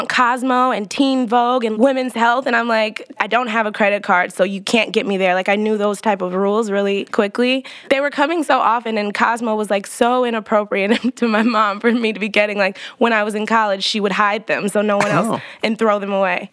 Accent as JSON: {"language": "English", "town": "Dayton", "region": "Ohio", "country": "United States", "tie": "born or raised there", "moved": "yes", "lives_now": "Brooklyn, United States", "said": "In Ohio, Dayton, Ohio."}